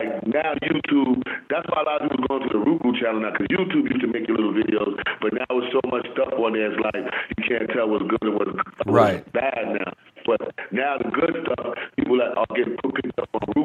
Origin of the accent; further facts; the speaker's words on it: New York City, New York, United States; I grew up in El Barrio, Spanish Harlem